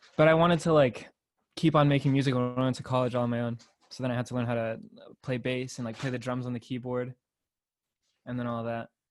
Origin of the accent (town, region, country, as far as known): Torrance, California, United States; born or raised there; moved away as an adult; now in San Diego, United States